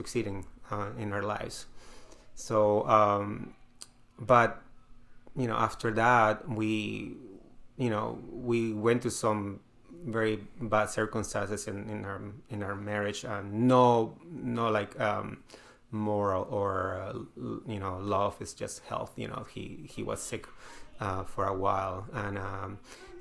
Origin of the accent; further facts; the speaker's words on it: Peru; now in United States; I'm from Peru